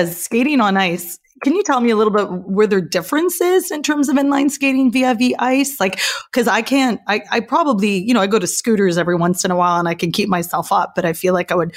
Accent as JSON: {"language": "English", "country": "Canada", "said": "I'm Canadian"}